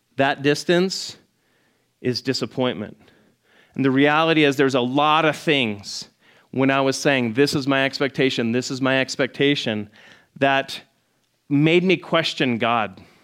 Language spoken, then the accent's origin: English; Scottsdale, Arizona, United States; I grew up in Scottsdale. I was like, uh, in the old part of Scottsdale